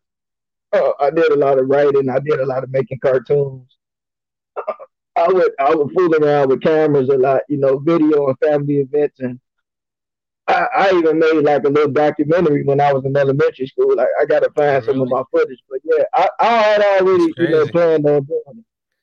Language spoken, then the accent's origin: English; Illinois, United States; I was born and raised in Illinois, so I mean it's pretty much home to me.